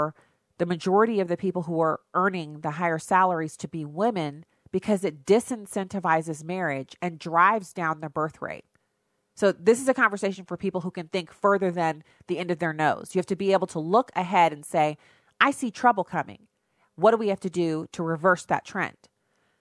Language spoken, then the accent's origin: English; United States; I'm an American